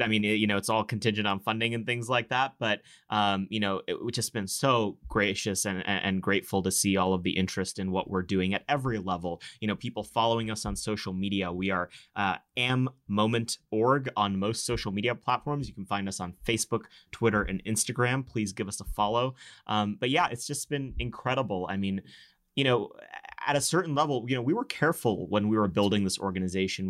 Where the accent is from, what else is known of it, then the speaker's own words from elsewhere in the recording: Texas, United States; as a Texan